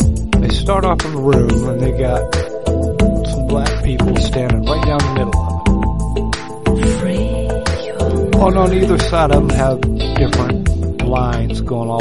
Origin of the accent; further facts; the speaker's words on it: West Virginia, United States; I'm a hillbilly from West by God, Virginia.